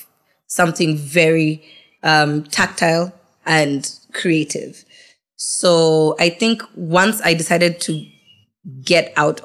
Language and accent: English; Nairobi, Kenya; also born or lived in Malaysia; I came back to Nairobi.